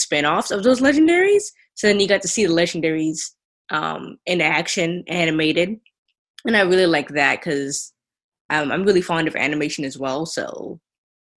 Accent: Atlanta, Georgia, United States; I was born in Atlanta, Georgia.

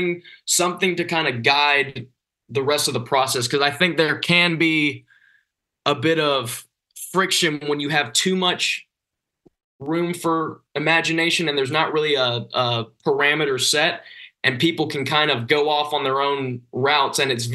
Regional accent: Georgia, United States; February 22nd, we start off in my home state of Georgia. We're playing in Isle 5 in Atlanta.

